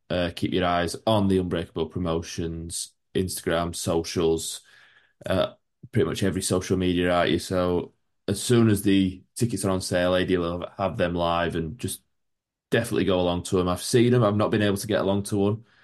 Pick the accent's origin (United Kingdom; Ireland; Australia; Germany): United Kingdom; Yorkshire and the Humber; I'm from Yorkshire